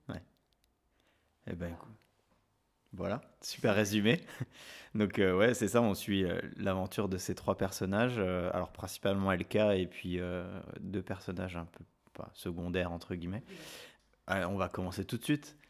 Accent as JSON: {"language": "French", "country": "France", "said": "chez nous en France"}